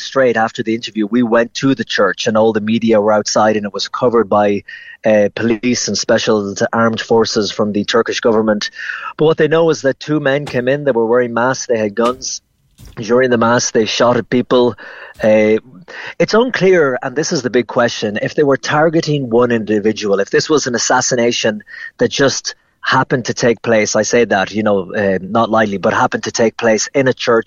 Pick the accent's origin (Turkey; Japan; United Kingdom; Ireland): Ireland; Ennis, Munster; moved away as an adult; also born or lived in New York; now in Rome, Italy; I'm from Ennis and Clare